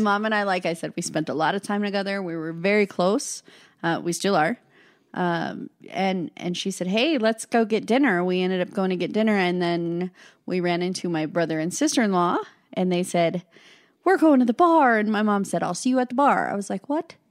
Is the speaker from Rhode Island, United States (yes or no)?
no; Casper, Wyoming, United States; I was born and raised in Casper, Wyoming